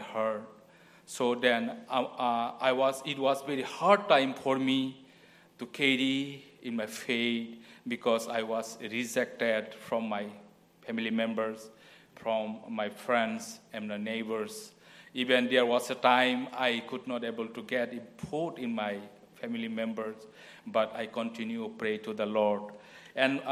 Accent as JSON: {"language": "English", "country": "India", "moved": "yes", "said": "I am from India"}